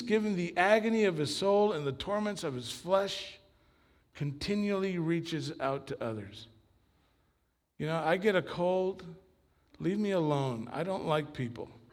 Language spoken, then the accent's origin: English; Long Beach, California, United States; also born or lived in Argentina; I grew up after we came here from Argentina, my family, I grew up in what is considered, I guess, a mega church in Long Beach